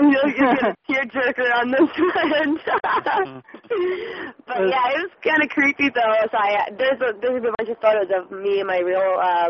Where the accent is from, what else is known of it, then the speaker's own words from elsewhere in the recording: Scotland, United Kingdom; I mean, we're all Scottish, like my mom and my all my grandparents born and raised Scotland, Aberdeen, and we're just like close-knit family